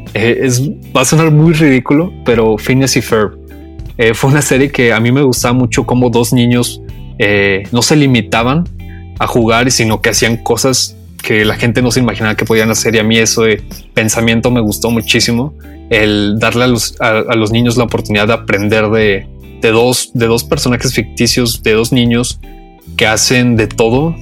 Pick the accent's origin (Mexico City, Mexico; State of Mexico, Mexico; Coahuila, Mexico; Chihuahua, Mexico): Coahuila, Mexico; Saltillo; Yo soy de Saltillo